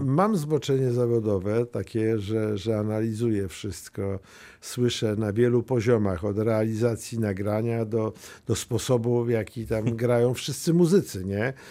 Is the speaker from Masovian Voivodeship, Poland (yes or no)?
yes; Mława, Masovian Voivodeship, Poland; ja pochodzę z Muawy to jest mhm. małe miasto takie, e, już krańce Mazowsza.